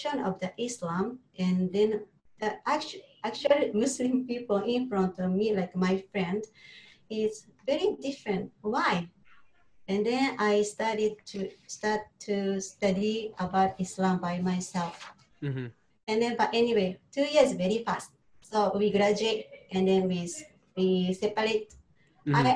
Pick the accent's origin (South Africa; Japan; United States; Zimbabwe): Japan; English is a second language; moved away as an adult; now in Singapore; from Japan